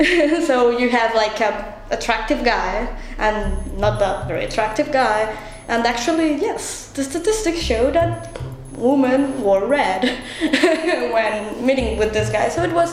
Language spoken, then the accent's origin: English; Colombia; moved away; I come from Colombia. I am from the MPP program to graduate in 2018.